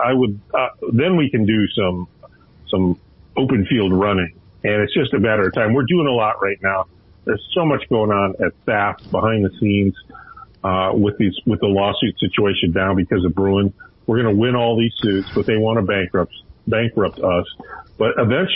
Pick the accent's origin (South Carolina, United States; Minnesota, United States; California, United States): Minnesota, United States; my home state of Minnesota